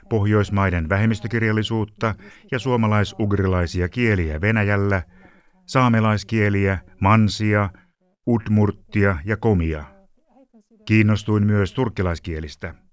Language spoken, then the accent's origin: Finnish; Transylvania, Romania; Finnish is a second language; Kasvoin Transilvaaniassa, Romaniassa – aikana jolloin unkarilaista vähemmistöä pidettiin vähäpätöisinä kansalaisina. Meillä oli kuulemma aina aksentti, kun puhuimme romaniaa, joka oli koulukieli.